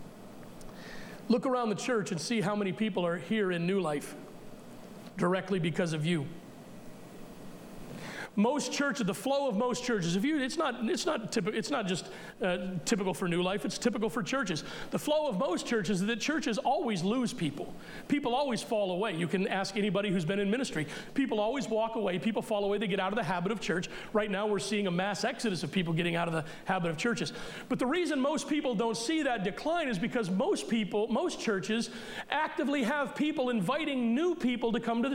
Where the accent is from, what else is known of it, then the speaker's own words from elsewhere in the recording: United States; as American Christians